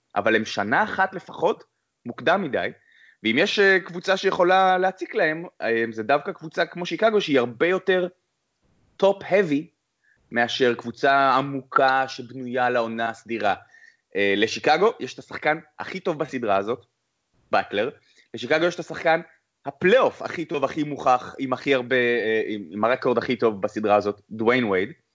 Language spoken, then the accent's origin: Hebrew; Ness Ziona, Central District, Israel; now in United States; אני לא מארצות הברית, אני מנס ציונה